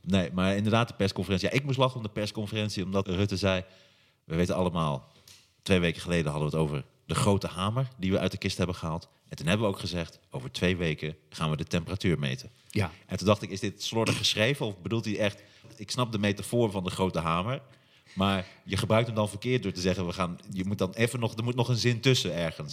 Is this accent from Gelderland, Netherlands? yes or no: yes; Hattem, Gelderland, Netherlands; moved away; Ik kom uit Hattem oorspronkelijk.